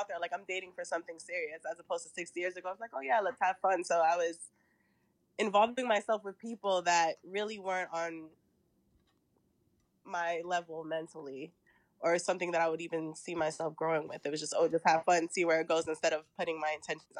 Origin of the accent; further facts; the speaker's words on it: New York, United States; now in Washington, D.C., United States; I am currently in D.C., but I'm from New York